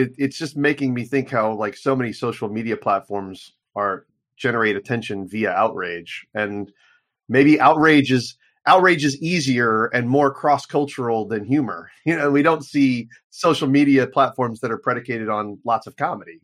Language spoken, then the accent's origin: English; United States; as an American